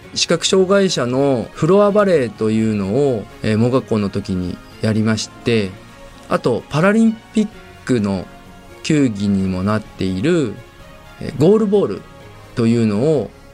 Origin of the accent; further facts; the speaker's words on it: Yokohama, Kanagawa, Japan; 私が生まれ育った横浜